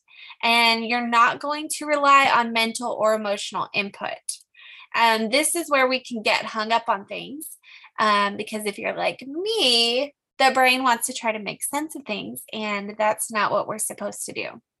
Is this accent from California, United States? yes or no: yes; California, United States; I'm from California